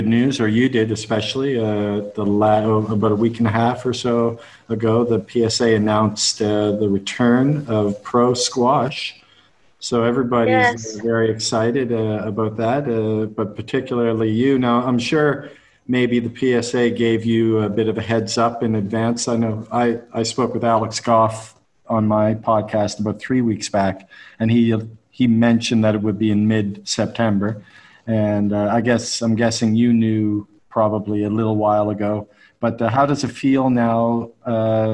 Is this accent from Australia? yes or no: no; Canada; now in Dubai, United Arab Emirates; I live in near Dubai. I'm Canadian though.